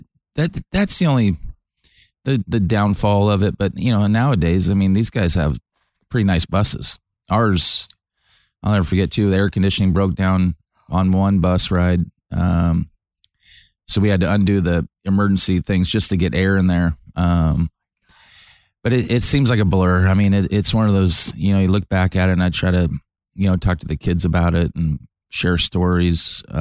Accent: California, United States; Growing up in California, and we'd go to all A's games and Giants games

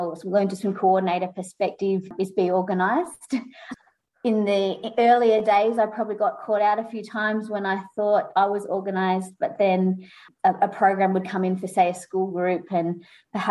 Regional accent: Mornington Peninsula, Victoria, Australia; growing up on the Mornington Peninsula

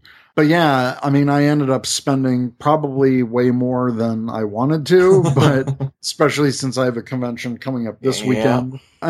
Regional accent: the South, United States; I love the South. I mean, I'm from the South, so I just love the hospitality that mostly everyone has.

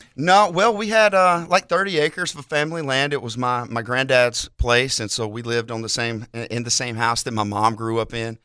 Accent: near Montgomery, Alabama, United States; from pretty close to Montgomery. I had to tell people Montgomery because if I tell them the actual town I'm from, they'll never find it

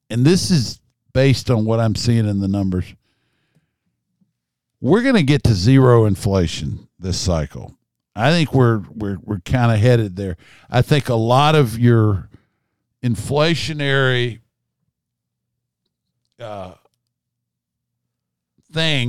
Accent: the South, United States; I'm a Southerner, always will be.

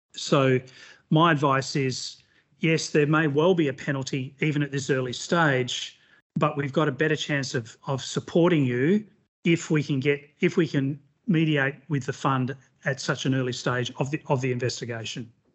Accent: Western Australia, Australia; in my hometown of Western Australia

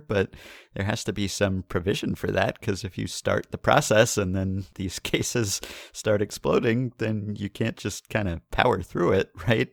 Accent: New York, United States; we're from New York

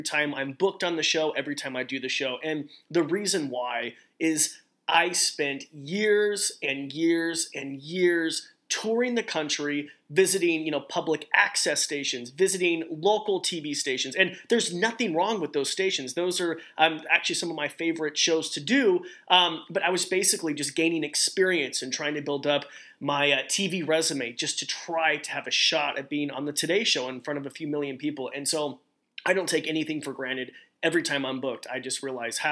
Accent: Idaho, United States; moved away; I'm this guy from Idaho.

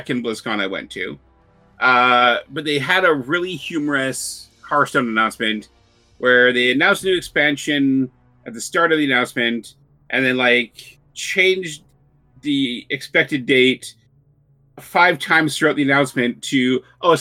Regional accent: Canada; I'm Canadian

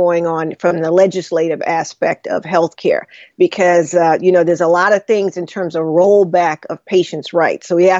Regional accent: New York City, New York, United States; I grew up in Brooklyn

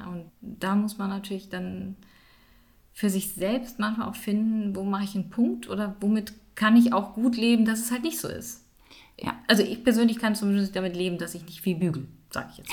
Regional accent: Düsseldorf, North Rhine-Westphalia, Germany; moved away as an adult; now in Siebengebirge, Germany; bin ursprünglich aus Düsseldorf, wohne jetzt aber im schönen, sozusagen Siebengebirge bin ich beheimatet, schon seit gut 20 Jahren

